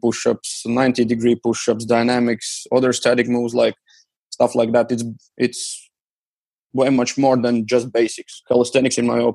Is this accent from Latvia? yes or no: yes; Riga, Latvia; my hometown, Riga.